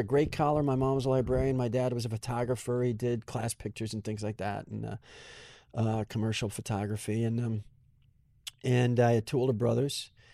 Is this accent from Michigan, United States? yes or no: no; Kenosha, Wisconsin, United States; now in California, United States; Growing up, my hometown was about twenty-five percent Italian. It's only about an hour north of Chicago.